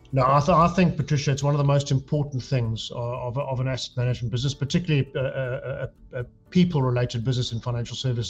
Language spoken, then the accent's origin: English; South Africa; moved away as an adult; now in United Kingdom; I grew up in South Africa, um, as you can hear by the accent